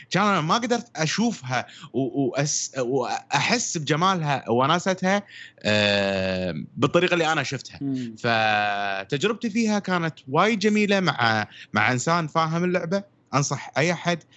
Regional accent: Syria; تعرفون انا سوري

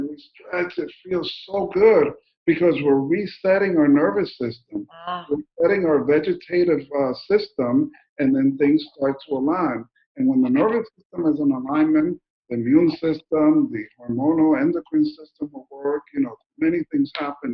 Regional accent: New Jersey, United States; moved away; also born or lived in Colombia / Mexico; I was born in Colombia, grew up in New Jersey, and work in Mexico and everywhere now

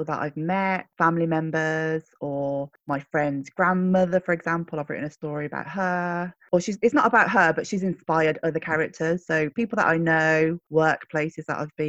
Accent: Birmingham, West Midlands, United Kingdom; accent: Brummie; moved away as an adult; also born or lived in Taipei, Taiwan; now in Glasgow, United Kingdom; I was born in Birmingham, but my parents arrived from Hong Kong in the 70s. And my foster parents, who became my adopted parents, were white working class Brummies

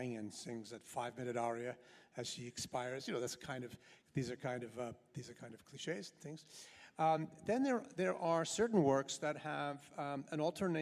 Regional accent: New York City, New York, United States; I grew up in New York City

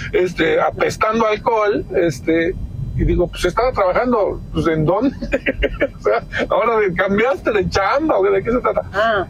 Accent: Mexico

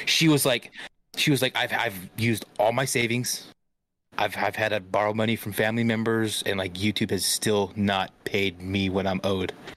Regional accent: Stockton, California, United States; I'm from Stockton.

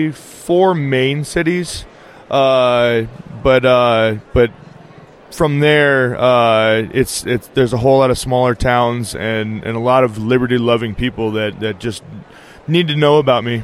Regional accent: Nevada, United States; I grew up here in Nevada

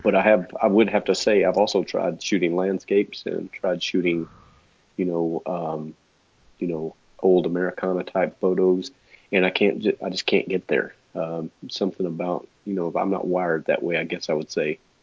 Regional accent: Texas, United States; accent: Texas; my my Texas accent

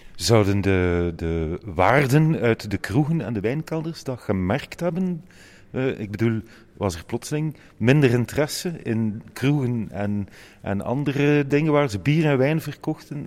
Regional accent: Ghent, Flanders, Belgium

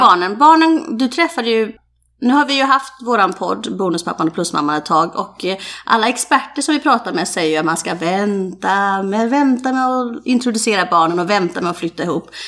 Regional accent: Falkenberg, Halland County, Sweden; Jag är ju Falkenbergare från början.

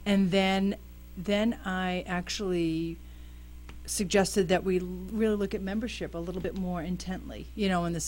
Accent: Worcester, Massachusetts, United States; also born or lived in upstate New York; now in Malden, United States; 2007, I moved here from upstate New York, actually, but I'm originally from Worcester

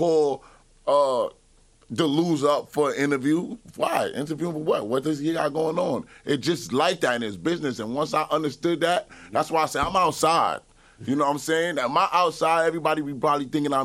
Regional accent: New York City, New York, United States; I'm from Flatbush

